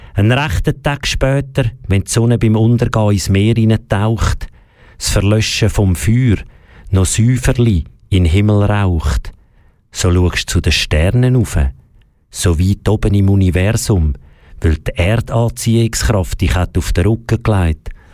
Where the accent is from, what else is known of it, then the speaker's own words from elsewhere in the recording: Switzerland; bei uns in der Schweiz, zum Beispiel im Schulsystem